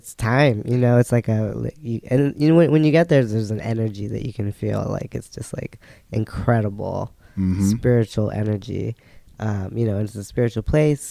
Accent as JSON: {"language": "English", "area": "Bay Area", "region": "California", "country": "United States", "moved": "yes", "lives_now": "Seattle, United States", "said": "I'm from Occupied Ohlone Land, also known as the Bay Area, California. Now here in Seattle, Duwamish Land"}